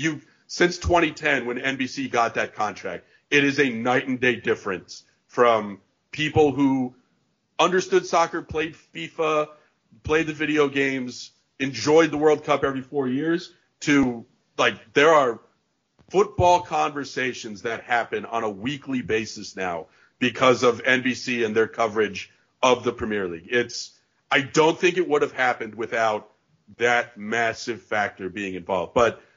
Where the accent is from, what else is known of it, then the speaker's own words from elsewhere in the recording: New York, United States; But from a kid growing up in New York perspective